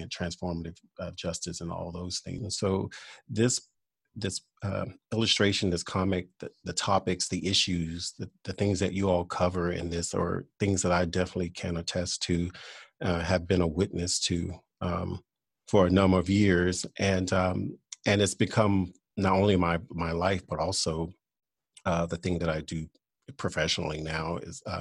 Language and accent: English; Louisiana, United States; I am originally from Louisiana